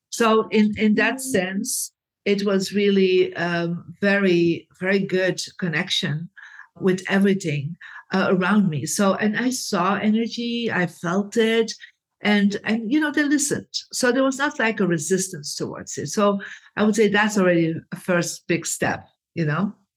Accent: Belgium; I come from Belgium, Catholic family

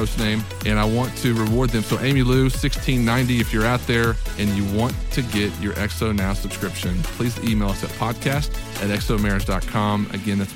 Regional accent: Amarillo, Texas, United States; I grew up in Amarillo, Texas, which is in West Texas

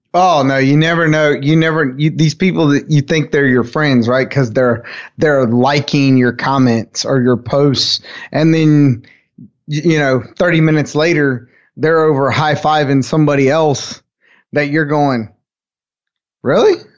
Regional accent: United States; I'm from Carolina

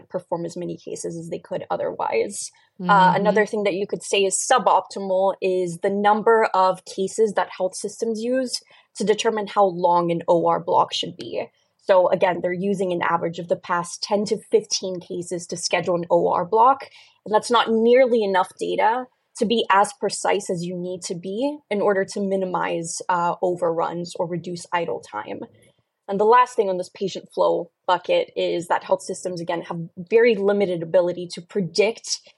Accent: Brazil; moved away; I love sharing case studies from my home country

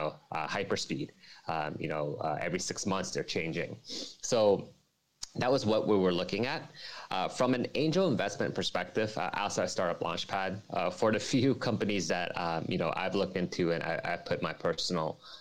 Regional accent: New Jersey, United States; now in Hong Kong; I'm not originally from Hong Kong. I'm from New Jersey, United States, and coming to Hong Kong

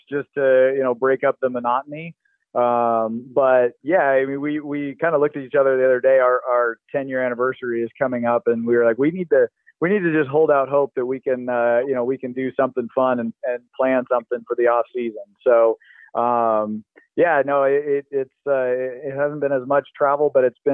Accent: West Coast, United States; growing up on the West Coast too, it you know, it feels like home

